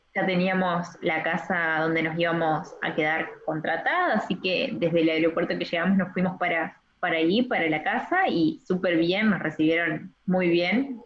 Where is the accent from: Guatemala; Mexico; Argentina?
Argentina; also born or lived in Paraná, Entre Ríos; yo soy de Argentina, tengo 23 años